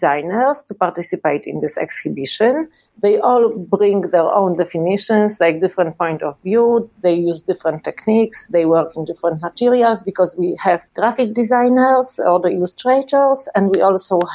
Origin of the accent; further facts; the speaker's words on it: Poland; also born or lived in Sopot, Poland; I'm from Poland and I live in Sopot, which is the city in the north of Poland